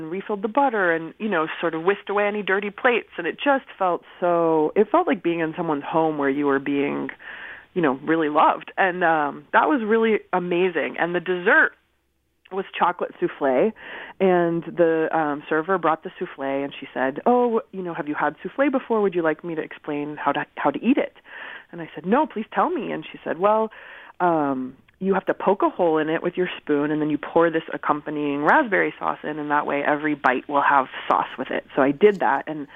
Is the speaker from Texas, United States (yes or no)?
no; Southern California, United States; also born or lived in Berkeley, California; my family's from Iran, and I grew up in Southern California, and I moved to Berkeley to attend college.